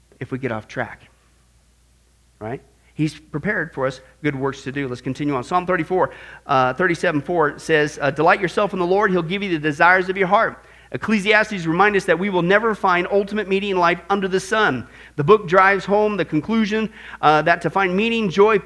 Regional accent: Midwest, United States; me growing up in the Midwest

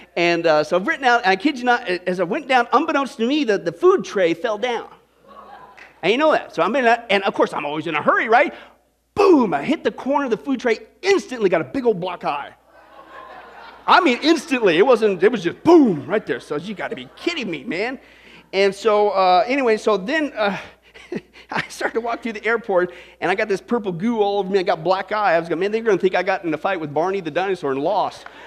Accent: Kansas, United States; I grew up in Kansas

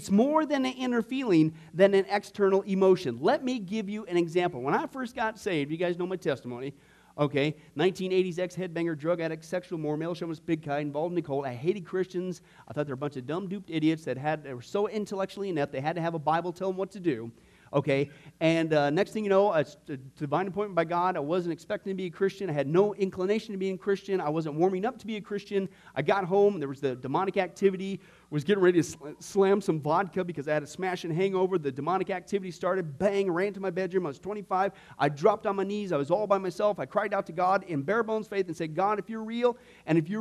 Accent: Nebraska, United States; When I was growing up in Nebraska, when I was in fourth and fifth grade, out in this little, small, little, dinky little town

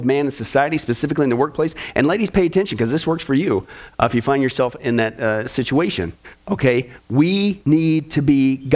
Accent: Kansas, United States; growing up in Kansas

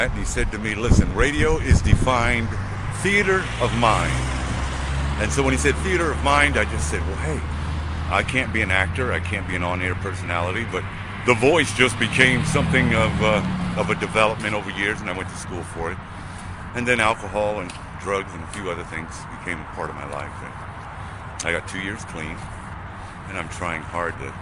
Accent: New York City, New York, United States; now in Columbus, United States; I was born and raised in Brooklyn, New York.

